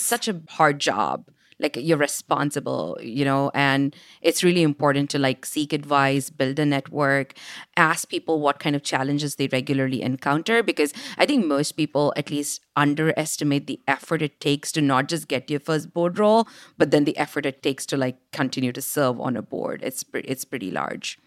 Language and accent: English; India; moved away; growing up in India as this little girl who loved engineering